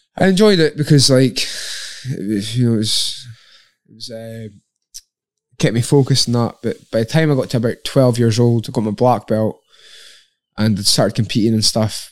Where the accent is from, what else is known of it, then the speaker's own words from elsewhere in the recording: Lossiemouth, Scotland, United Kingdom; also born or lived in Inverness; when I was eight years old, I moved from Inverness to Lossiemouth.